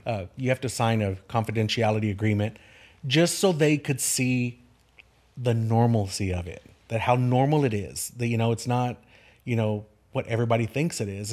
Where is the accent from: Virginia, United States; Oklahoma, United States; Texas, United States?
Texas, United States; Kerrville; Kerrville is my home. Ker, I'm a six, sixth generation Kerrvillian.